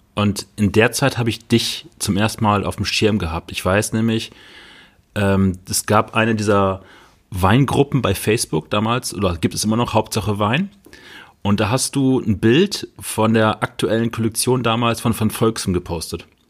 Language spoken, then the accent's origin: German; Bochum, North Rhine-Westphalia, Germany; meiner Heimatstadt in Bochum